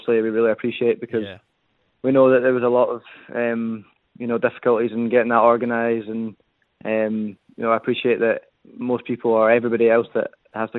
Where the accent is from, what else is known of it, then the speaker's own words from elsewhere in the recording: United Kingdom; as a British athlete